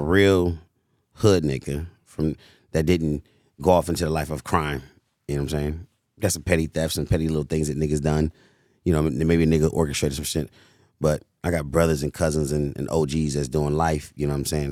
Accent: United States; also born or lived in Cleveland, Ohio; I was born in Cleveland, Ohio. Raised, you know what I'm saying, on Chris Shaw in Hyde Park, went to Hyde Park

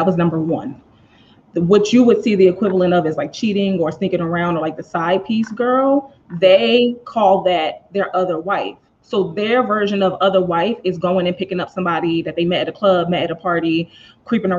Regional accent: Philadelphia, Pennsylvania, United States; I was raised in the Philadelphia church.

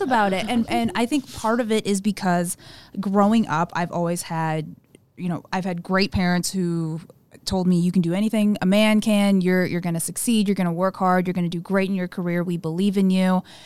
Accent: Southern Illinois, United States; also born or lived in South Korea / Saint Louis, Missouri; he was stationed at Scott Air Force Base in Southern Illinois, where he retired, and, and I grew up in that area

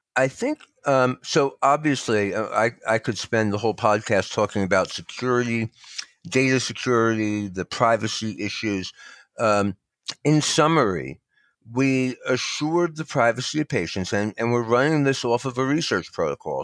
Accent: New Jersey, United States; also born or lived in Northern Nevada; now in Nevada, United States; I'm from New Jersey originally

